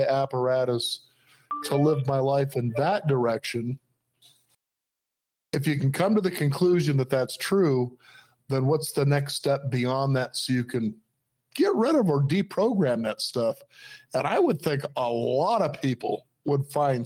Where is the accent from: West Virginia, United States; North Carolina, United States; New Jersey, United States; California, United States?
California, United States; Los Angeles; when I was growing up in Los Angeles